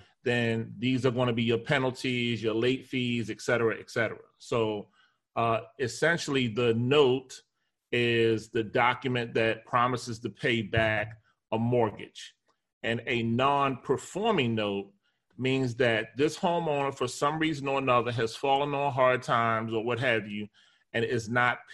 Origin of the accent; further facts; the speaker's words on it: Baltimore, Maryland, United States; I grew up in Baltimore, Maryland, went to Baltimore City Public Schools